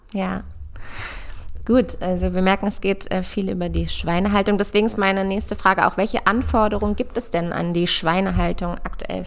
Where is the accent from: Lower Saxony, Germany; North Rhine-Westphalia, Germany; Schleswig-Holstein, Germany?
Lower Saxony, Germany; near Hanover; born or raised there; moved away as an adult; also born or lived in Göttingen / Berlin